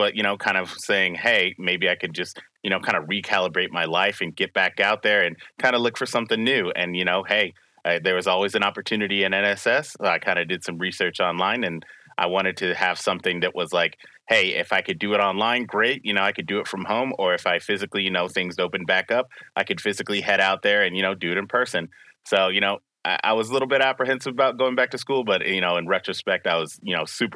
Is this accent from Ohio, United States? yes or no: no; Spring Hill, Tennessee, United States; I'm from Spring Hill, Tennessee.